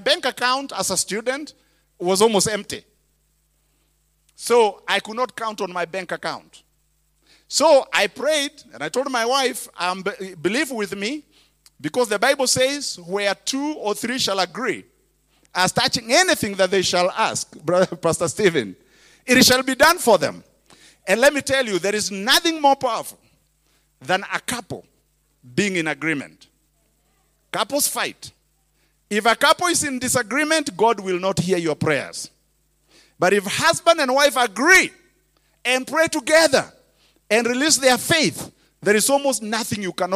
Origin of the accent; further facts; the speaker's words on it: Kenya; English is a second language; moved away as an adult; now in United States; I was a preacher from Kenya